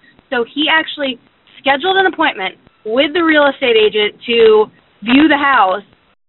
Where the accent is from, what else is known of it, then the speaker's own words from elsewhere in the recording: Florida, United States; now in Lawrenceville, Georgia, United States; but I grew up in Florida